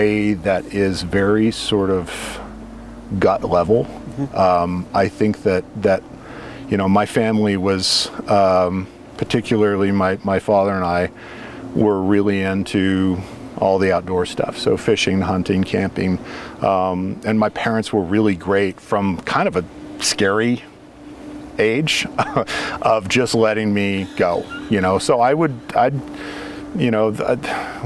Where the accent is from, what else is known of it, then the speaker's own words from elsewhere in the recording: Junction City, Oregon, United States; I grew up here in Junction City.